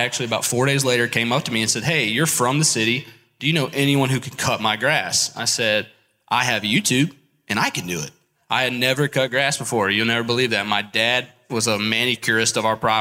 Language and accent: English; Columbia, South Carolina, United States; I am from Columbia, South Carolina